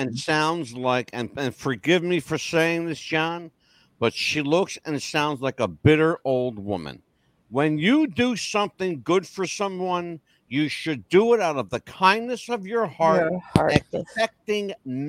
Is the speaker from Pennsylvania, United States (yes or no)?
yes; Philadelphia, Pennsylvania, United States; I'm Italian. I'm from South Philly.